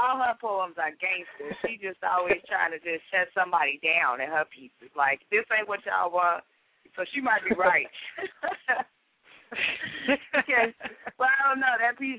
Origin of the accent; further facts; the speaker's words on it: Chicago, Illinois, United States; We got Southside representing tonight. I'm from Chicago.